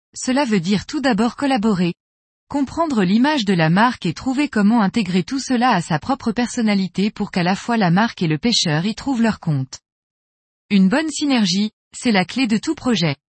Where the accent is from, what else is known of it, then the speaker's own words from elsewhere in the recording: Switzerland; je suis suisse